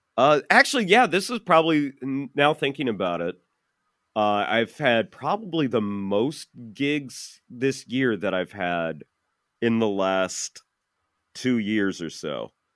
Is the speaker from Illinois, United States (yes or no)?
yes; Chicagoland area, Illinois, United States; I'm from the Chicagoland area